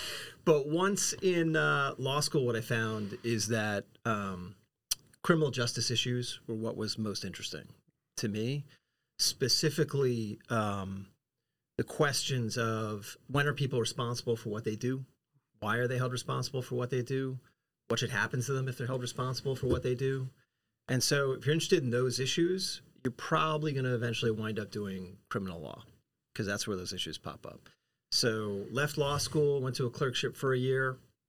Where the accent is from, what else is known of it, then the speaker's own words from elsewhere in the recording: United States; moved away as an adult; also born or lived in Philadelphia / Savannah, Georgia; I'm actually from New York originally.